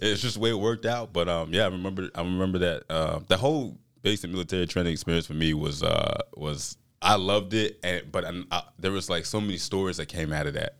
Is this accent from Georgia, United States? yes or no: yes; Albany, Georgia, United States; moved away as an adult; now in Jackson County, Mississippi, United States; I'm from Southwest Georgia, Albany, Georgia